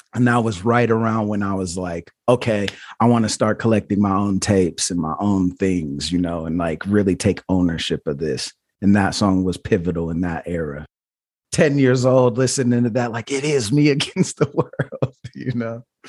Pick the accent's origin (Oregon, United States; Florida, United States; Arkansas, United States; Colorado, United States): Oregon, United States; Portland; I was born in Portland, Oregon